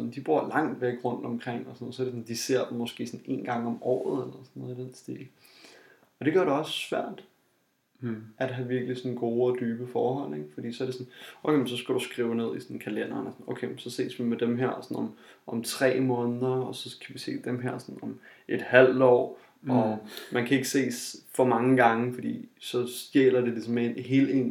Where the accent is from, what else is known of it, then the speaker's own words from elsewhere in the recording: Jutland, Denmark; jeg kommer fra Jylland